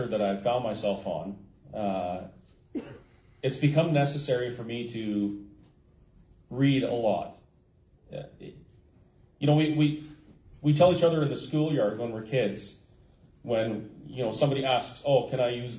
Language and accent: English; Alberta, Canada; as a Canadian and as an Albertan